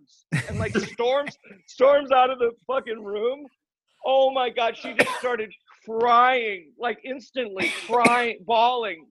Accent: Chicago, Illinois, United States; I grew up in Chicago.

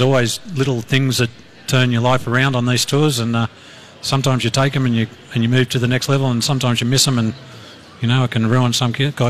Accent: Sydney, New South Wales, Australia; Yes, well, yes. Yeah. We're far more educated in Sydney.

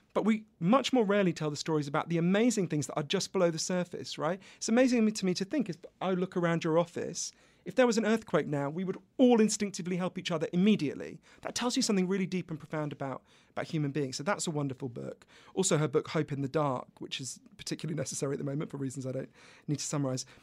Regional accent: United Kingdom; accent: British; I'm British, as you can obviously tell from my accent

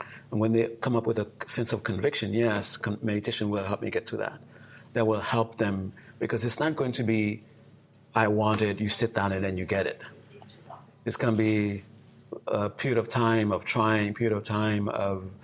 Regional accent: Haiti; now in United States; growing up in Haiti

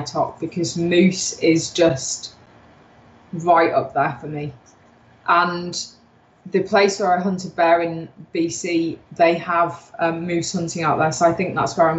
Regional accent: Yorkshire and the Humber, United Kingdom; I'm a Yorkshire girl. You know, we're quite tough people anyway.

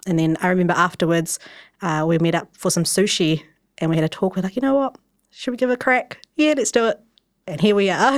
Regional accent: Wellington, New Zealand; I'm from Wellington, and I grew up you know, typical Asian child, grew up in my pa-, dad's takeaway

